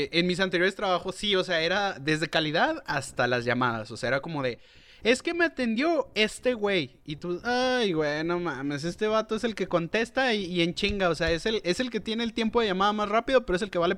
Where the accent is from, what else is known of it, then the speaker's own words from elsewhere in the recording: Chihuahua, Mexico; Y le dije, yo soy de Chihuahua, lugar en donde pues nosotros residimos.